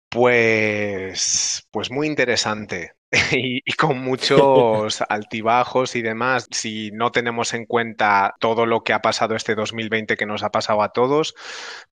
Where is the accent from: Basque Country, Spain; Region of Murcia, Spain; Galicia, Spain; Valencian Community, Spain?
Galicia, Spain; Pontevedra; moved away as an adult; also born or lived in Ourense / Barcelona; now in Amsterdam, Netherlands; yo soy gallego, nací en Pontevedra, bueno, no, nací en Orense, eh, pero me crié en Pontevedra